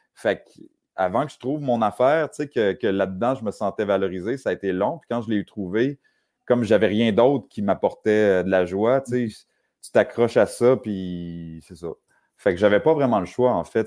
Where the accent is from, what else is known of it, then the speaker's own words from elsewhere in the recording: Saint-Augustin-de-Desmaures, Quebec, Canada; je suis né euh, à Saint-Augustin-de-Desmaures, à peu près à 20 minutes euh, de la ville de Québec